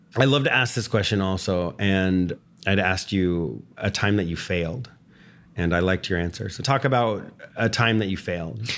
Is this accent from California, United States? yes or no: no; Texas, United States; I grew up in Texas